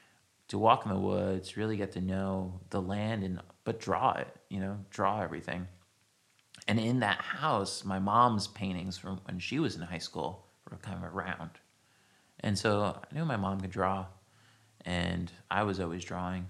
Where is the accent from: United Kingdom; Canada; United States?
United States; New Jersey; now in San Francisco, United States; I grew up in New Jersey on the shore, and I didn't really fit into anything happening there